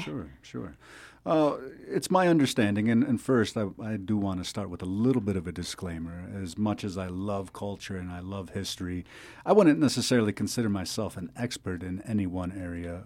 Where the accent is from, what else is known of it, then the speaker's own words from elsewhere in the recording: Seneca Nation, New York, United States; I'm from the Seneca Nation